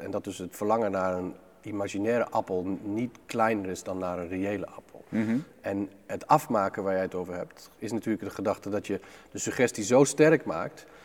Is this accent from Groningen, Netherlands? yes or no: yes; Groningen, Netherlands; met ouders uit hele grote steden op te groeien in een, in een plek van 400 mensen